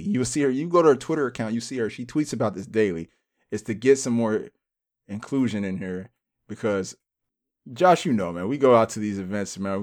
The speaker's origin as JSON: {"language": "English", "country": "United States", "also_born_or_lived": "Cincinnati, Ohio / Phoenix, Arizona", "lives_now": "Los Angeles, United States", "said": "we're American"}